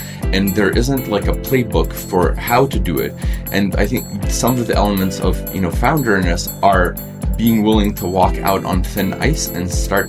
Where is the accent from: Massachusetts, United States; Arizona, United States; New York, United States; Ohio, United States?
Massachusetts, United States; Boston; also born or lived in Soviet Union / Italy; when I came to the US, I grew up in the Boston area. At first, I was going to different Jewish schools.